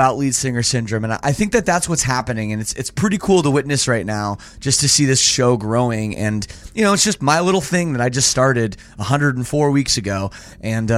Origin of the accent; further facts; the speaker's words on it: Toronto, Ontario, Canada; as a Canadian, born and raised in Toronto